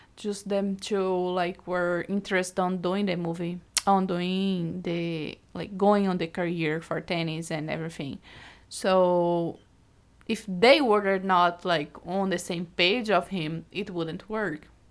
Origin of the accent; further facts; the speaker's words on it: Brazil; English is a second language; moved away as an adult; also born or lived in Iowa City, United States; now in United States; I'm from Brazil, so we met in two thousand nineteen when I was here studying the University of Iowa